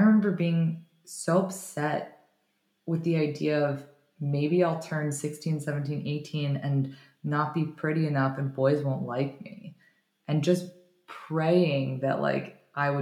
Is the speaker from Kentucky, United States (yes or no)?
no; Florida, United States; also born or lived in New York; I was mostly growing up in Florida, and I would go to New York for the summertime